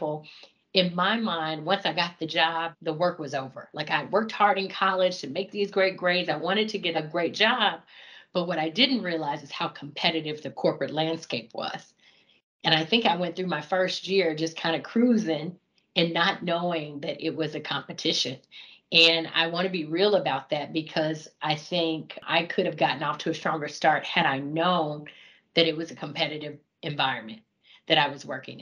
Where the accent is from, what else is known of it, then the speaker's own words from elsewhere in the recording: Fort Smith, Arkansas, United States; moved away as an adult; also born or lived in Fayetteville, Arkansas / Atlanta, Georgia; I was born and raised in Fort Smith, Arkansas